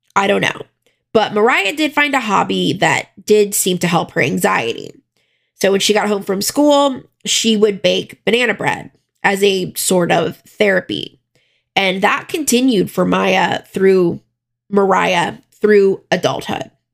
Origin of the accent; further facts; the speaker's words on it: South Florida, United States; even though I grew up in South Florida